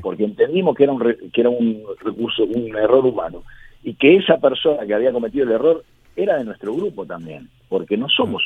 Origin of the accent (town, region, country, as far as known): Argentina